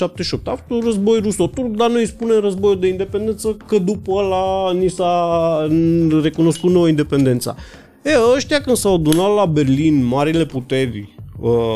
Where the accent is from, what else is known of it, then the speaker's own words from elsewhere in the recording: Romania; ca român